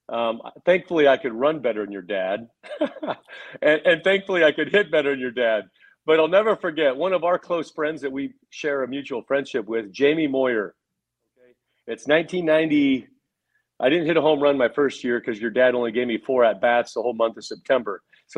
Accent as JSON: {"language": "English", "region": "California", "country": "United States", "tie": "born or raised there", "said": "Okay, so first of all, growing up in Southern California"}